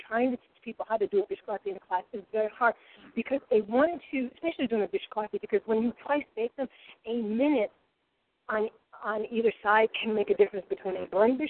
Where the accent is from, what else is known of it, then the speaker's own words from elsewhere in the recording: Rhode Island, United States; accent: Rhode Island; I slip into my Rhode Island ease and I say coffee and things like that.